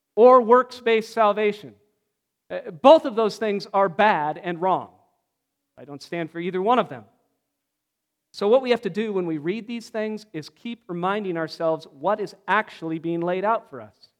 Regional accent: Pacific Northwest, United States; I grew up in the Pacific Northwest

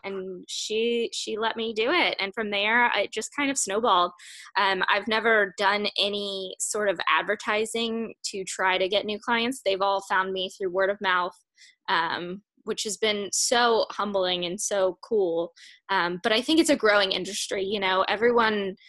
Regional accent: Chesapeake, Virginia, United States; also born or lived in Richmond, Virginia / North Carolina; I'm actually from Chesapeake, Virginia

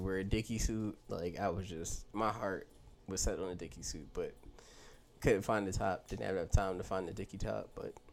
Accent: Philadelphia, Pennsylvania, United States; as a Philadelphia person

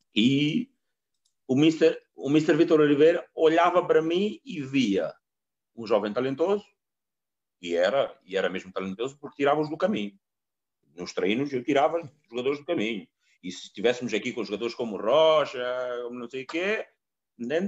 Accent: Mozambique; moved away; also born or lived in Coimbra, Portugal; eu saí da minha casa em Moçambique, nós nem televisão tínhamos

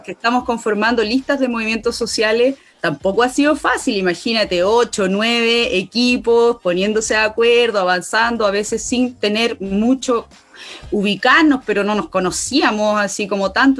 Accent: Catemu, Valparaíso, Chile; Soy de Catemu, Valle de la Concagua, quinta región interior

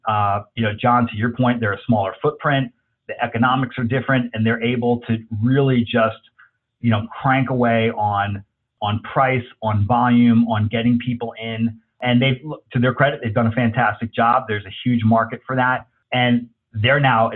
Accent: New Jersey, United States; also born or lived in Los Angeles, California; now in Texas, United States; growing up in Jersey, living

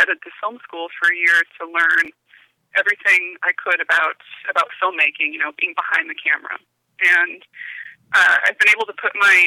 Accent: Michigan, United States; also born or lived in Indiana / Dominica; I grew up in the Midwest, and primarily in Michigan

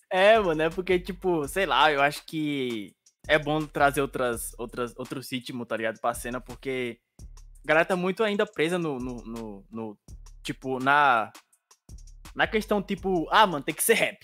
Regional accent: Bahia, Brazil; Eu sou da Bahia

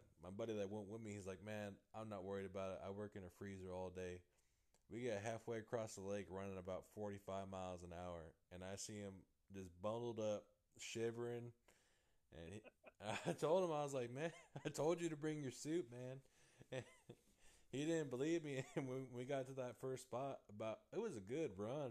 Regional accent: Modesto, California, United States; moved away as an adult; also born or lived in just above Los Angeles, California; now in Texas, United States; I grew up in Central California, like, Modesto area out there

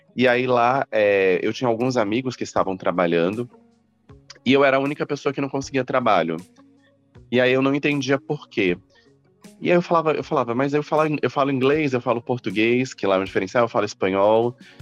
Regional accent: Campo Grande, Mato Grosso do Sul, Brazil; moved away as an adult; now in São Paulo, Brazil; Eu nasci no Mato Grosso do Sul, em Campo Grande. Eu fiz faculdade lá. E aí eu mudei para São Paulo em 2009.

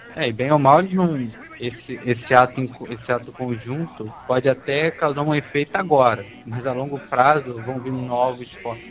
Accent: Brazil; a gente é brasileiro

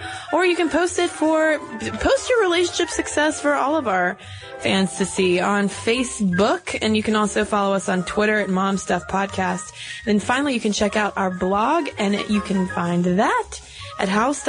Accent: New Hampshire, United States; We're from New Hampshire.

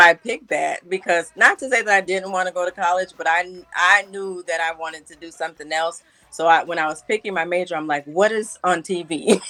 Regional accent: Minnesota, United States; moved away; I'm from Minnesota.

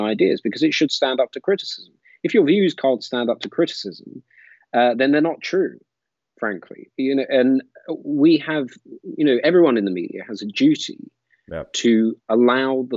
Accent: London, United Kingdom; accent: British; I don't have a fake British accent. Born and bred in London

